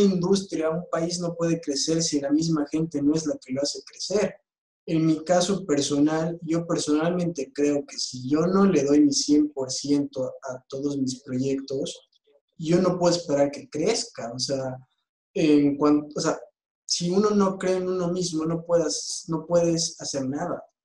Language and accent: Spanish; Bolivia; todos somos bolivianos